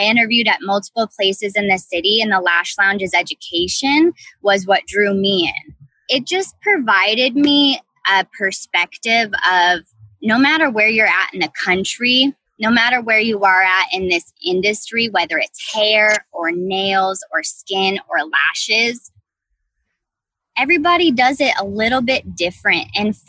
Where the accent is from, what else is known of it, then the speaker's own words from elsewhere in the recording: Midwest, United States; now in North Carolina, United States; I'm from the Midwest originally. I moved out to North Carolina, and that's really where my interest got piqued for beauty.